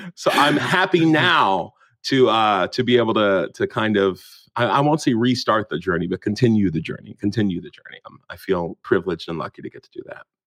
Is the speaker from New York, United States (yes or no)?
no; Morgantown, West Virginia, United States; moved away as an adult; now in United Kingdom; growing up in West Virginia as a black kid